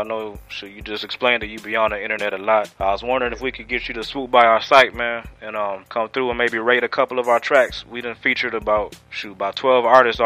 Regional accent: Detroit, Michigan, United States; Shoot, yeah, I'm from Michigan myself, dog.

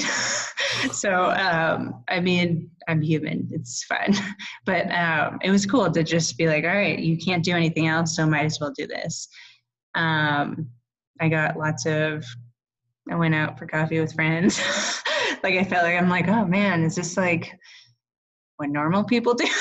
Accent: California, United States; now in Boulder, United States; every summer I'd go home because I'm from California

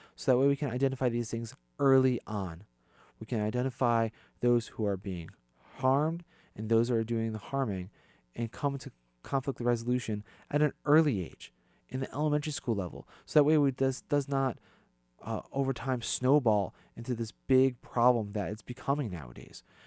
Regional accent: East Hartford, Connecticut, United States; I grew up in East Hartford

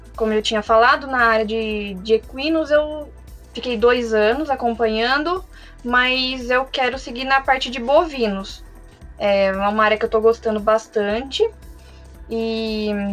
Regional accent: Carlos Barbosa, Rio Grande do Sul, Brazil; now in São Paulo, Brazil; eu sou do Rio Grande do Sul, né? Nasci em Carlos Barbosa

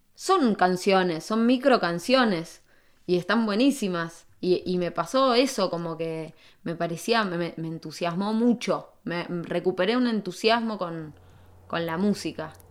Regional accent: San Martín, Argentina; moved away as an adult; also born or lived in Buenos Aires; en Buenos Aires viví 15 años, un montón. Había vivido lo, lo mismo más o menos que viví en, en San Martín, lo viví en Buenos Aires

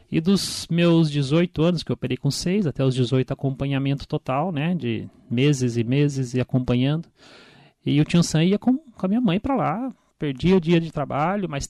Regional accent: Biritibo Sul, Brazil; Eu sou de Biritibo Sul, nascido e criado em Biritibo Sul.

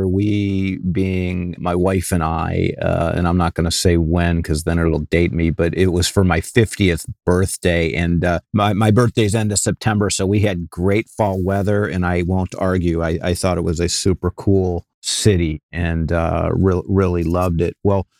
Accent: Cleveland, Ohio, United States; now in California, United States; when I was a kid and I grew up in Cleveland, Ohio, and not exactly a garden spot then, and nor is it now, and arguably never will be.

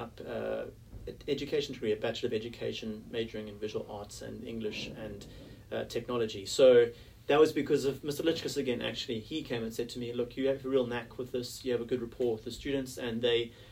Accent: South Africa; moved away as an adult; now in Sydney, Australia; as a South African sportsman

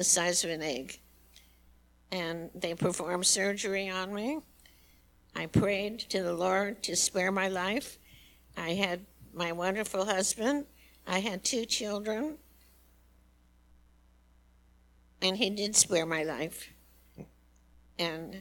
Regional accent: Chicago, Illinois, United States; moved away as an adult; also born or lived in Imperial Valley, California; I was born in Chicago, and that's where I met my wonderful husband

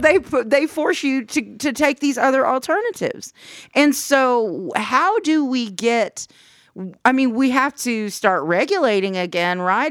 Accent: United States; as the American public

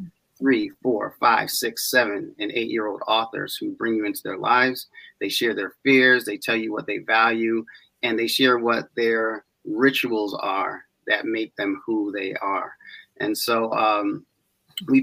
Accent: East Hartford, Connecticut, United States; I'm from East Hartford

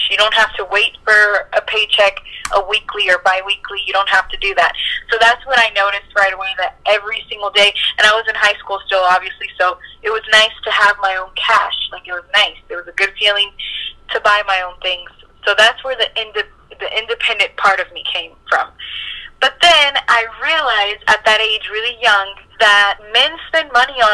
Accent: East Coast, United States; moved away as an adult; So, um, I grew up in the East Coast

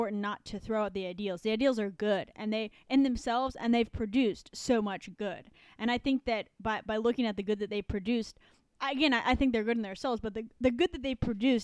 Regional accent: United States; I am an American

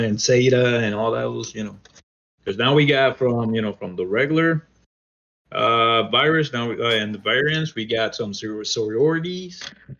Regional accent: United States; since I grew up in the States

